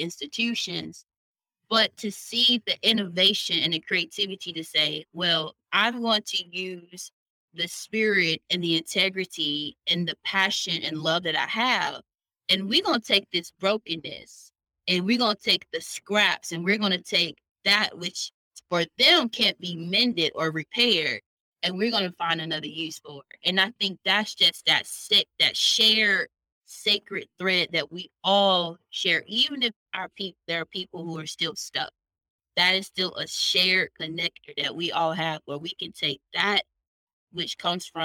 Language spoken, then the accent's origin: English; Titusville, Florida, United States; now in Birmingham, United States; I was born in Titusville, I was raised in Titusville, and I grew up in this middle class Black neighborhood